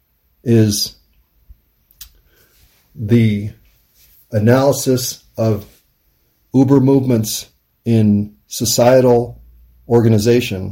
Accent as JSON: {"language": "English", "country": "United States", "said": "as an American"}